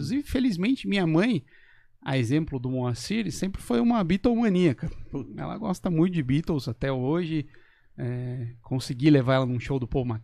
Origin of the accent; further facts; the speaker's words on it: Botucatu, São Paulo, Brazil; de Botucatu também